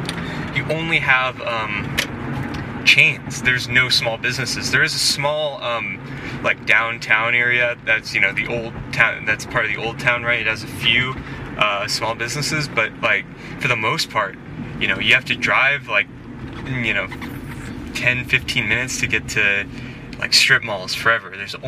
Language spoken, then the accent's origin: English; California, United States; I'm from California, like a kind of a suburban / rural area